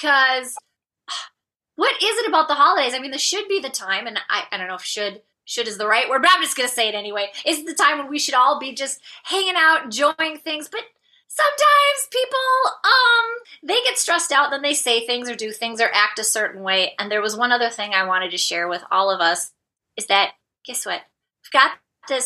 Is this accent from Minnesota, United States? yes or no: yes; Minnesota, United States; I come from the land of 10,000 lakes. I live in Minnesota, which is north central United States